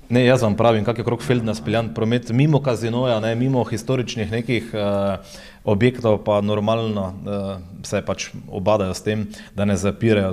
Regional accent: Maribor, Slovenia; Mariborčani, smo ponosni

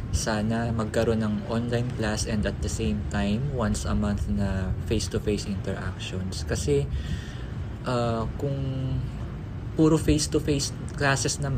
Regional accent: Quezon City, Metro Manila, Philippines; taga QC ako and it, it will take 2 hours para makarating sa sa school

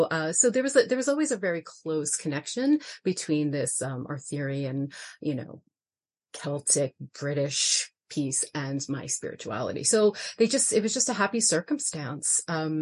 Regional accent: New York City, New York, United States; so I am from New York City. I was born and raised in Brooklyn, New York.

